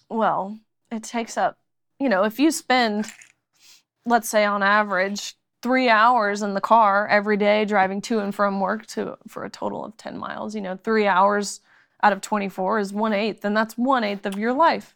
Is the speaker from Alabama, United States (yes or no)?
no; Tennessee, United States; moved away; also born or lived in Kentucky; I'm from Tennessee, but went to University of Kentucky.